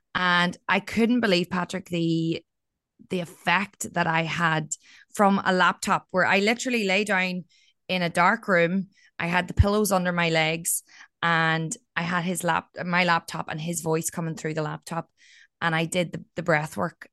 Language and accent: English; County Down, Northern Ireland, United Kingdom; moved away as an adult; also born or lived in Australia; there was a lot of suicides in my hometown